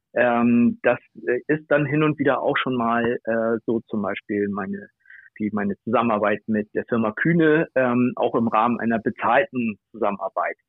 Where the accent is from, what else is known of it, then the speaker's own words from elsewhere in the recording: Bad Oldesloe, Schleswig-Holstein, Germany; ich komme aus Oldesloe, das liegt zwischen Hamburg und Lübeck